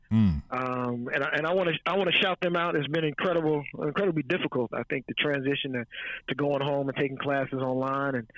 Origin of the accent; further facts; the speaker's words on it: Chicago, Illinois, United States; moved away as an adult; also born or lived in Washington, D.C.; now in Virginia, United States; I'm originally from Chicago. Illinois, south side of Chicago, 72nd in Paxton. I grew up in Chicago